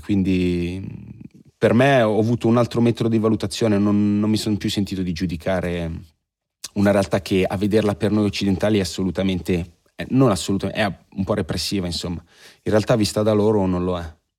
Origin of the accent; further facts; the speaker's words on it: Italy